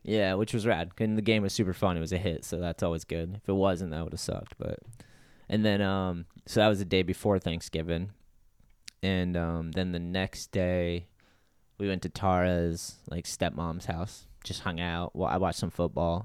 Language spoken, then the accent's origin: English; New Bedford, Massachusetts, United States; I grew up with Jeff in New Bedford